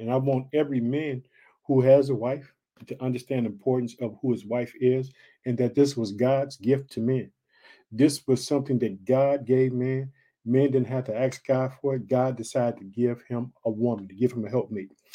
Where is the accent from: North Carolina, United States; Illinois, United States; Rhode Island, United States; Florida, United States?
Illinois, United States; also born or lived in Chicago; Illinois, which is my home state, but I live in the city of Chicago